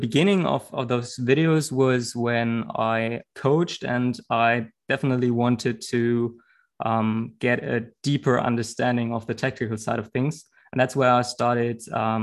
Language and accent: English; Bremen, Germany; I was born in Bremen